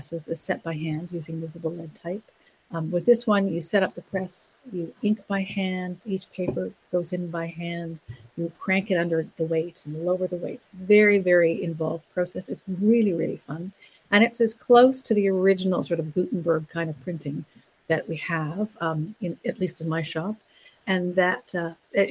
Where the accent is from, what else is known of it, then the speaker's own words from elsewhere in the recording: Ontario, Canada; moved away; I grew up in Ontario, and a lot of the wood type I have is from the newspaper in my hometown